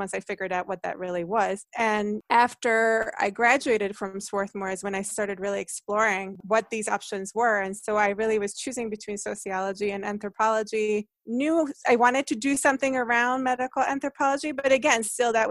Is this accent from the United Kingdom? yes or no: no; Hungary; English is a second language; also born or lived in New Jersey; now in United States; I grew up in Hungary